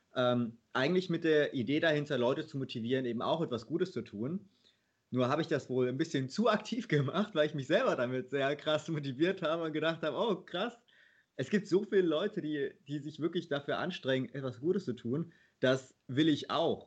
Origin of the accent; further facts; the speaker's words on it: Leverkusen, North Rhine-Westphalia, Germany; ich bin in Leverkusen aufgewachsen